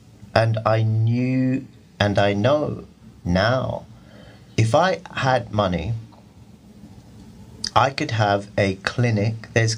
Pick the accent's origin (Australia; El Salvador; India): India; I'm a Muslim. I'm an Indian.